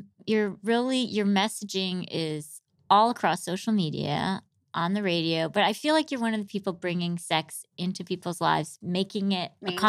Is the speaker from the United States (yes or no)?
yes; Michigan, United States; born or raised there; moved away; also born or lived in New York